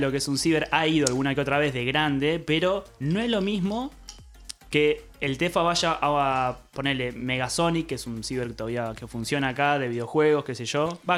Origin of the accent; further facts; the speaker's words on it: Trelew, Chubut, Argentina; Bueno, yo soy patagónico. Eso. Soy sureño.